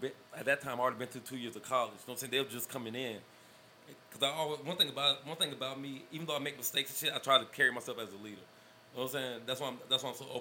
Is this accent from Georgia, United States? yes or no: yes; Georgia, United States; we was from Georgia.